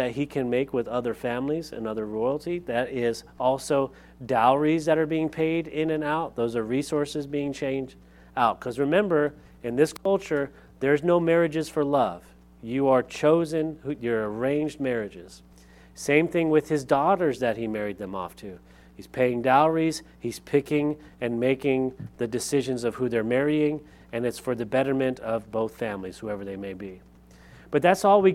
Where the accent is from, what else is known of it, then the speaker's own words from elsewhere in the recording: Lompoc, California, United States; moved away; I grew up in Lompoc, California